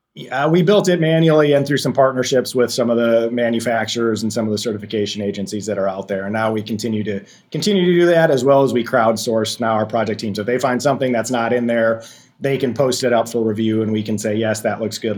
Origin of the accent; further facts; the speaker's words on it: Racine, Wisconsin, United States; I'm from Racine, Wisconsin, which is on the southeast side